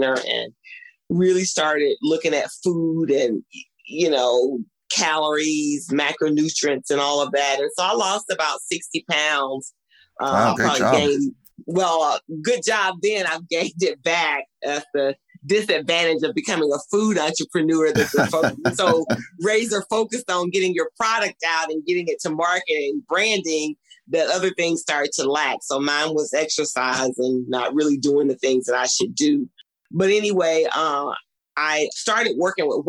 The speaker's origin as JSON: {"language": "English", "region": "Mississippi", "country": "United States", "tie": "born or raised there", "said": "growing up in Mississippi"}